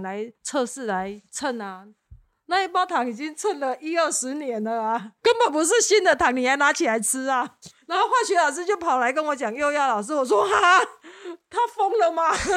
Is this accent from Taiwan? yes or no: yes; Taitung, Taitung County, Taiwan; moved away; 有一天我还是会回到台东，把这个优良的传统带回去给台东的小孩子